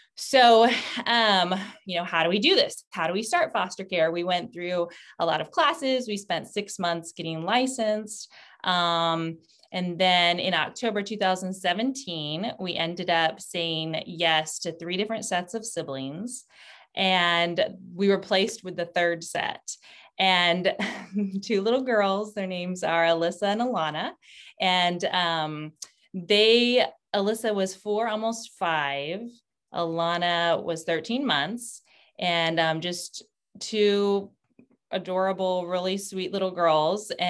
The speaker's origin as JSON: {"language": "English", "town": "San Antonio", "region": "Texas", "country": "United States", "tie": "born or raised there", "also_born_or_lived": "Knoxville / Turkey", "moved": "as an adult", "lives_now": "Washington, D.C., United States", "said": "I'm originally from San Antonio, Texas, born and raised there"}